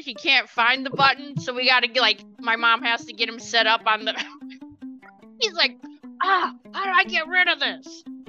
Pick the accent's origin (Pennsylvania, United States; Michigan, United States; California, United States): Michigan, United States; now in Tennessee, United States; I'm originally from Michigan, so, and I'm in Tennessee.